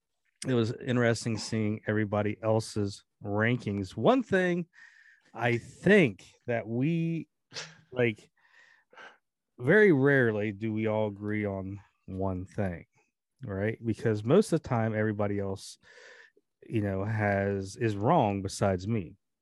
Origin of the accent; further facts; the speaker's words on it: California, United States; Lance Rushing, him and I both had the same 1 and 2, just flipped around growing up in California